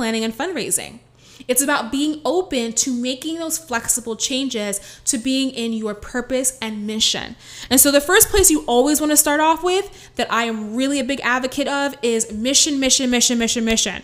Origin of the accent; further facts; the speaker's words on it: New York City, New York, United States; I'm the girl from the Bronx